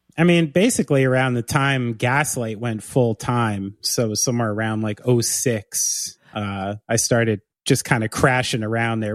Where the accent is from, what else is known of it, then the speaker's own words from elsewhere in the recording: Somerville, New Jersey, United States; also born or lived in Bridgewater, New Jersey / New Brunswick, New Jersey; I grew up in Somerville